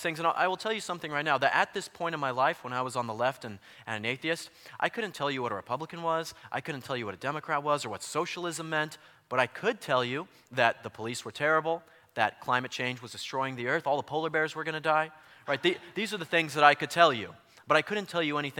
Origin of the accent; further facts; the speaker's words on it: Colorado, United States; now in California, United States; So I'm from Colorado